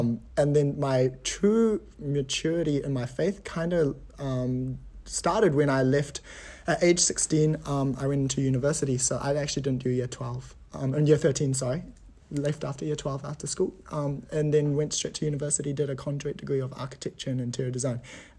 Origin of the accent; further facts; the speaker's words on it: Gold Coast, Queensland, Australia; I was born in Australia, so I was born in the Gold Coast. And kind of just grew from there